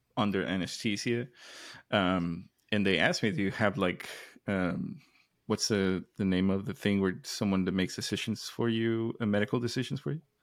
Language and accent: English; Mexico; moved away; growing up in Mexico